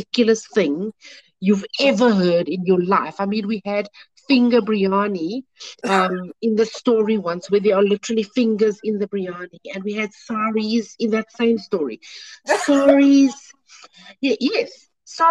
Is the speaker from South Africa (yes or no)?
yes; Cape Town, Western Cape, South Africa; I grew up on the Cape Flats